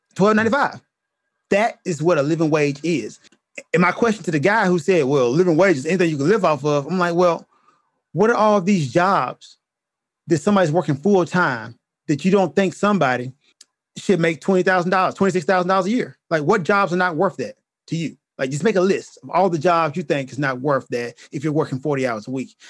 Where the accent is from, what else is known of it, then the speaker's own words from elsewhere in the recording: United States; As an American